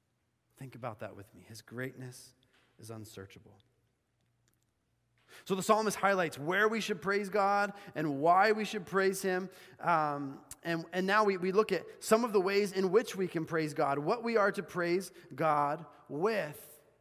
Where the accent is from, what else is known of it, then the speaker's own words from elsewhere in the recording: Bolivia; But I remember hearing someone playing the saw when I was growing up in Bolivia.